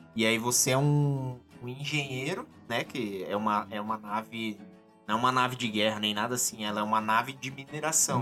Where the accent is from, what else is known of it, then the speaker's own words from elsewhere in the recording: interior of São Paulo, Brazil; Sou do interior de São Paulo, tinha uma locadora lá na cidade